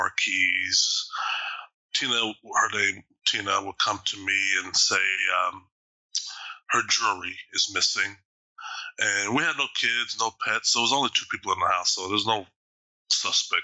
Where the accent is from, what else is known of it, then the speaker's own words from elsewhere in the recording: Austin, Texas, United States; now in Bothell, United States; I'm originally from Texas, Austin specifically